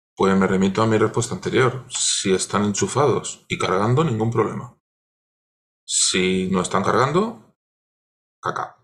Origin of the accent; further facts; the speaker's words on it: Cartagena, Region of Murcia, Spain; cerca de donde yo nací, yo soy de Cartagena